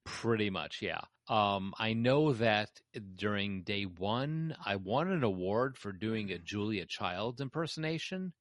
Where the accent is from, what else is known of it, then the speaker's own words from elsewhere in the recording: Chicago, Illinois, United States; I'm a Chicagoan.